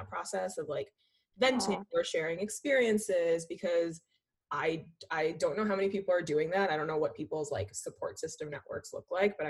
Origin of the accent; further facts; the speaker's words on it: Philadelphia, Pennsylvania, United States; also born or lived in India / St. Louis; I was born in India, grew up right outside of Philly